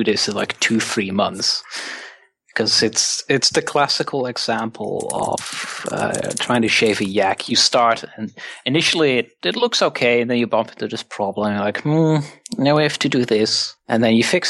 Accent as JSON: {"language": "English", "country": "Netherlands", "said": "from the Netherlands"}